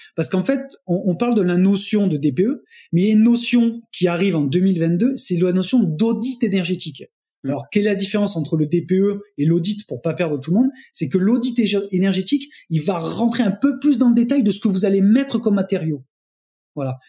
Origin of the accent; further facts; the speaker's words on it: Montpellier, Occitania, France; je suis euh, de Montpellier